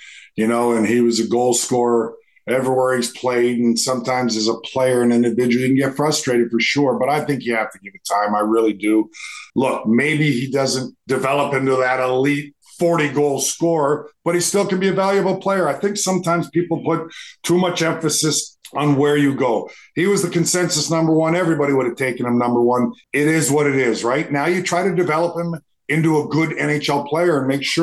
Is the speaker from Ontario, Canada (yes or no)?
no; Edmonton, Alberta, Canada; growing up in Edmonton, Alberta